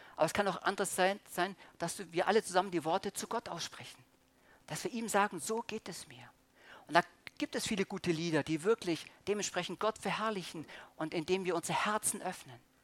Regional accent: Germany; als Deutscher

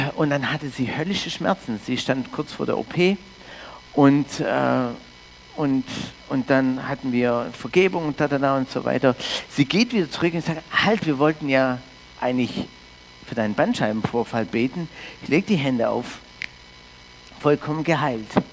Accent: Canada; also born or lived in Norderstedt, Germany; now in Füssen, Germany; ich komme aus Kanada ursprünglich, bin Deutsch-Kanadier in Kanada aufgewachsen

